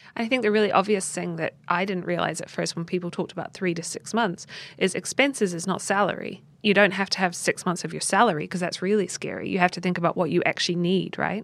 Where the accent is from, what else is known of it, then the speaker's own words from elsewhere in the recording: New Zealand; moved away; in New Zealand, in my home country